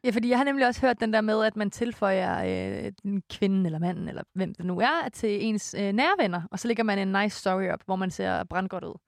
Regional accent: Korsør, Zealand, Denmark; moved away; hjemme i Kursør med min mor og morfar

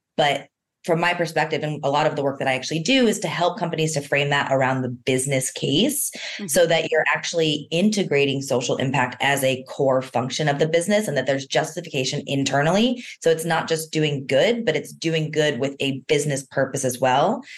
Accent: East Coast, United States; moved away; although I'm originally from the East Coast, I'm definitely a West Coaster at heart

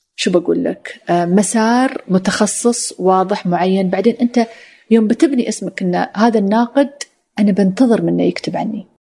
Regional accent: United Arab Emirates; أنا أنا إماراتية

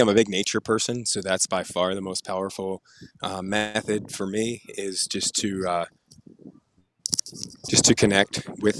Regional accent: Colorado, United States; also born or lived in Pennsylvania; So I was born in Pennsylvania, but I call Colorado home.

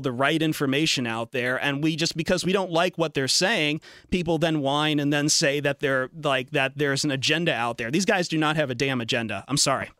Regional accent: Toledo, Ohio, United States; I grew up in Toledo and University of Toledo, Bowling Green State University

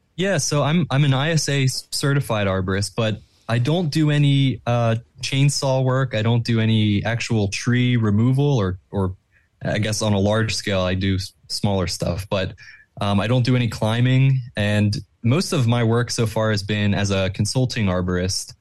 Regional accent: Plymouth Meeting, Pennsylvania, United States; I grew up in, um, Plymouth Meeting

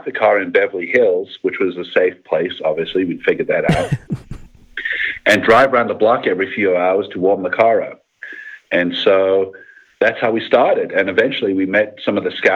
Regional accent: South Africa; moved away as an adult; now in United States; I grew up in South Africa, and after high school, you have to serve 2 years mandatory military service

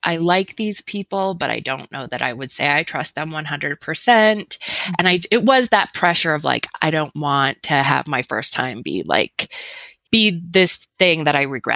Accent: northern Wisconsin, United States; moved away as an adult; now in Idaho, United States; I live in Idaho and I grew up in Wisconsin.

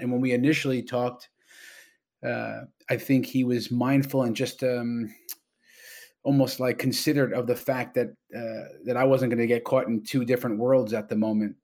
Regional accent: New York, United States; now in Toronto, Canada; I'm a New Yorker

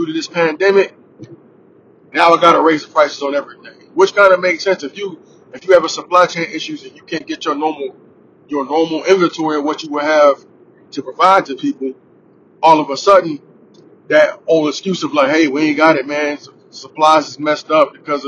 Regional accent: United States; I'm American

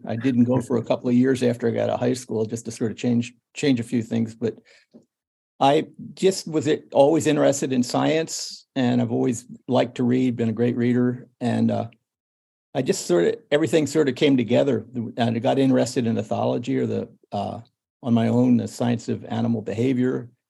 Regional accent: Pennsylvania, United States; Well, I've always been I grew up on a farm. I've always been interested in animals.

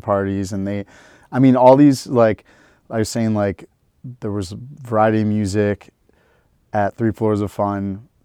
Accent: Detroit, Michigan, United States; moved away; three generations of Detroit Jews

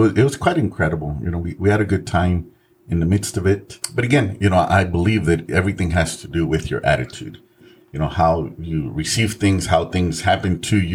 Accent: San Antonio, Texas, United States; also born or lived in Mexico; We grew up very poor. We grew up in the west side of San Antonio

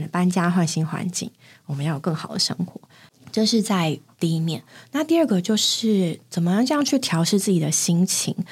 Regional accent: Taipei, Taiwan; 那地方应该住了蛮久了吧？ 嗯，可能有十年的台北的家

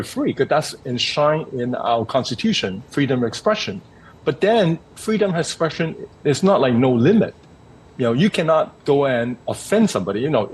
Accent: Hong Kong; I'm born and raised in Hong Kong

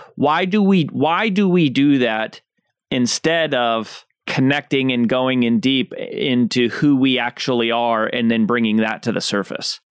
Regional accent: United States; as an American

